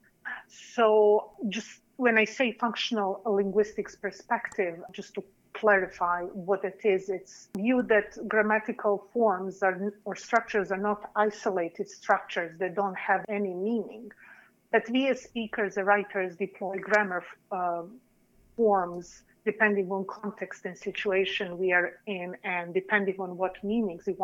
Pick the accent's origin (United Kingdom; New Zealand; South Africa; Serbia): Serbia; English is a second language; moved away as an adult; also born or lived in New York City, United States; now in United States; I was born and raised in Serbia, and I started learning English as a foreign language at the age of 11.